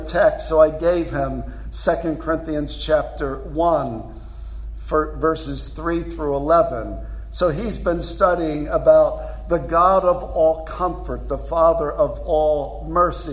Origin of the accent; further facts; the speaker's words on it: Philadelphia, Pennsylvania, United States; I'm from Philly.